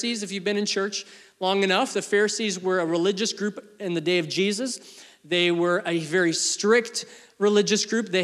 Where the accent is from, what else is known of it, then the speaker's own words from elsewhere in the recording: Canada; also born or lived in England; I was born in England at the ripe old age of 2. We moved to Canada